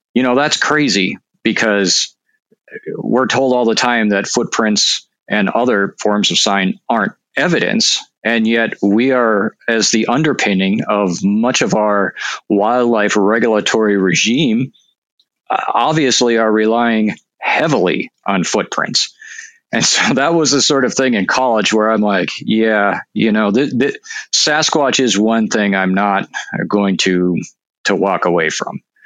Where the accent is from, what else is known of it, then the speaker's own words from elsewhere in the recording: North Dakota, United States; moved away; I'm actually from North Dakota